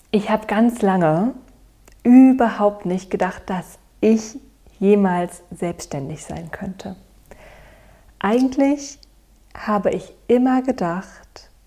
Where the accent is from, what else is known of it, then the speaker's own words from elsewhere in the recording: Berlin, Germany; also born or lived in Cologne; also ich habe in Köln studiert, ich bin wieder zurück nach Berlin gegangen in meine Mutterstadt, in meiner Heimat